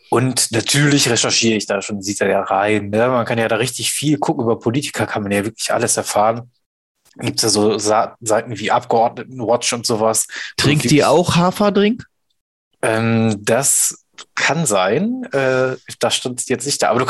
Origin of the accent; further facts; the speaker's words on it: Ruhr area, North Rhine-Westphalia, Germany; bei uns im Pott